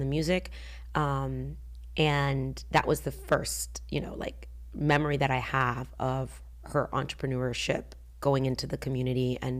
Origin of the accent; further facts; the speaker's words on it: Georgia, United States; And I remember, you know, growing up in Georgia, it was either black or white. There was no in between. And if you were Hispanic, and no offense, they'd be like, "Oh, you're Mexican." And I'm like, "No, I'm Puerto Rican."